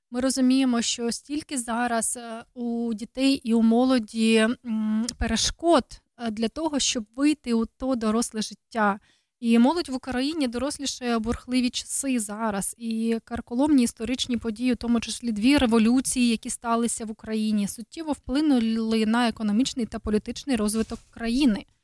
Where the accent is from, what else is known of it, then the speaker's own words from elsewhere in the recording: Ukraine; Бо то ж українські жінки. Так, то ж українські, то ми ж з України.